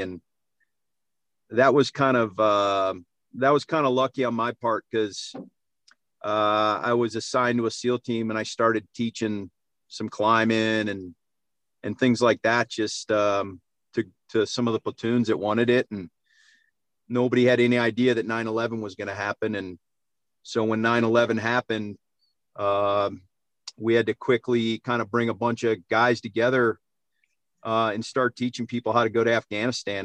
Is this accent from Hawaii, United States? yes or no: no; Cleveland, Ohio, United States; moved away; I grew up in Ohio, so it's all whitetails there